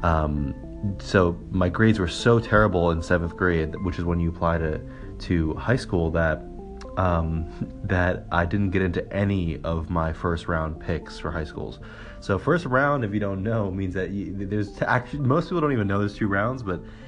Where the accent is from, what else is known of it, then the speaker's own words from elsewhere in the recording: New York City, New York, United States; I was born in New York City. In Manhattan. I've lived here all my life